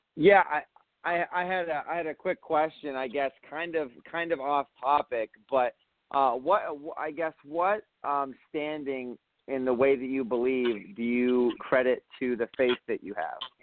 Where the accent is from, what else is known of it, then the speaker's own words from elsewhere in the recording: Ohio, United States; I'm from Ohio